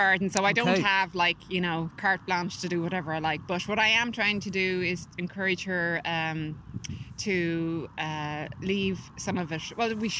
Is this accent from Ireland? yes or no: yes; Dublin, Leinster, Ireland; moved away; also born or lived in California, United States; So I'm from Drumcondra, and mm-hmm. I'm back living there now after living in America for 25 years. I live in California.